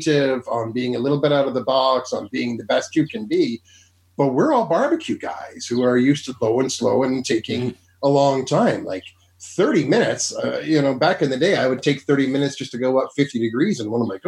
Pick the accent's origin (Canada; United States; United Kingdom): Canada; Ottawa, Ontario; I'm from Ottawa.